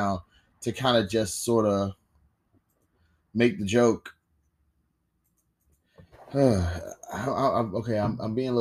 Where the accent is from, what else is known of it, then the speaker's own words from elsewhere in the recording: United States; as an American